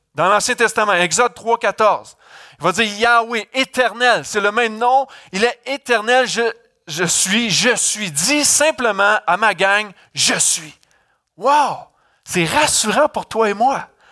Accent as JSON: {"language": "French", "country": "Canada", "said": "je viens du Canada"}